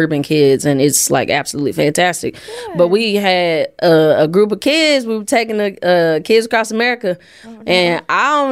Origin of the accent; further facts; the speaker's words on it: Jackson, Tennessee, United States; I'm from Jackson, Tennessee